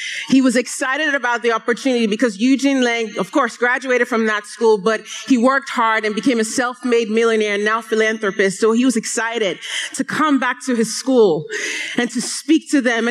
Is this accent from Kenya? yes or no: no; Nigeria; I am Nigerian